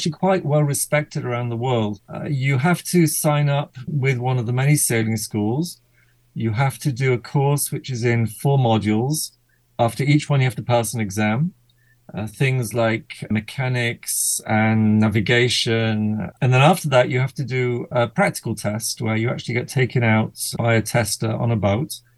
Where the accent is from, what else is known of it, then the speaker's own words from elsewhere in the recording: Manchester, North West England, United Kingdom; now in Israel; I grew up in Manchester, England